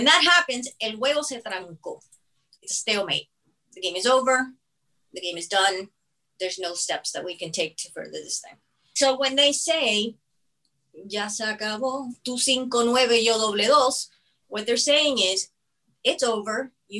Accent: United States; I was born and raised in the United States.

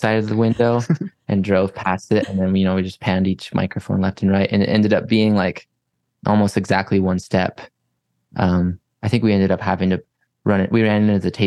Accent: Heber City, Utah, United States; now in Salt Lake City, United States; I grew up in Heber City

